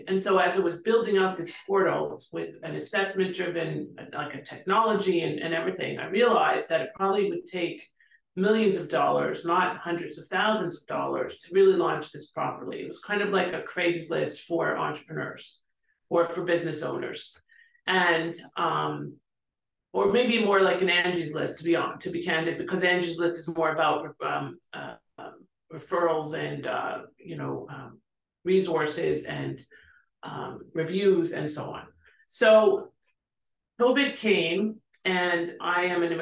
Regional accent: Canada; moved away; I'm from Canada

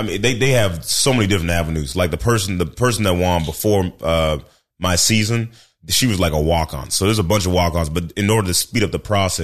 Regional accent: Portland, Oregon, United States; born there; also born or lived in Memphis, Tennessee; So now I was born in Portland, Oregon, where they grow white people.

